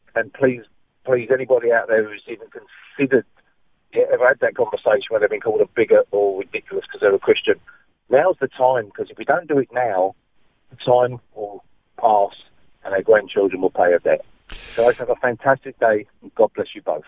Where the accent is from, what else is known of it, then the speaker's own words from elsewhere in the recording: England, United Kingdom; now in Western Australia, Australia; I'm an Englishman